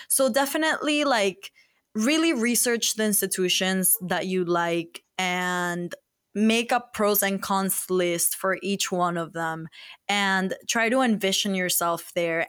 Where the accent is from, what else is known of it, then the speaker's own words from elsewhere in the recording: Miami, Florida, United States; moved away as an adult; now in Boston, United States; we're from Miami